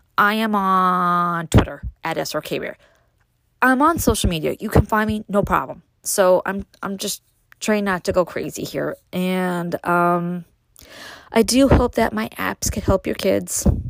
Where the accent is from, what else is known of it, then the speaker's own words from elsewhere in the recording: New York City, New York, United States; now in Upstate New York, United States; growing up in Brooklyn, moving to upstate